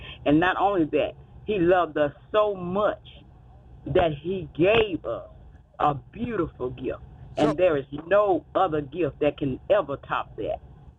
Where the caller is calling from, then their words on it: Monroe, Louisiana, United States; I'm calling from Monroe, Louisiana. St. Francis Medical Center is where I'm at right now. I'm at work.